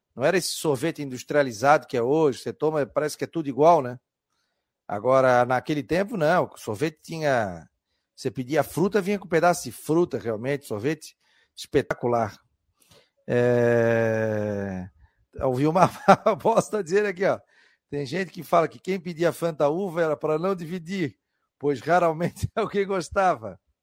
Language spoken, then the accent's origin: Portuguese; Florianópolis, Santa Catarina, Brazil; A gente é manezinho, a gente fala Stein.